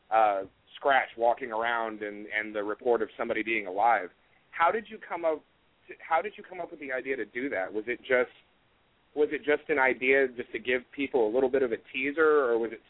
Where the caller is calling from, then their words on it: Jacksonville, Florida, United States; I'm from Jacksonville, Florida.